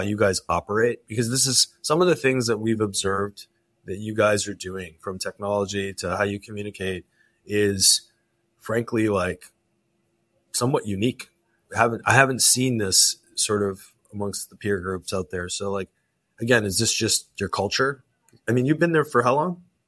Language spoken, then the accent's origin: English; Canada; I'm Canadian.